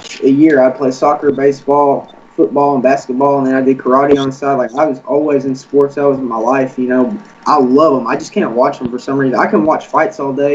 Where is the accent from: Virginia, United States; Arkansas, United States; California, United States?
Arkansas, United States; Cabot; now in Searcy, United States; I'm from Cabot, Arkansas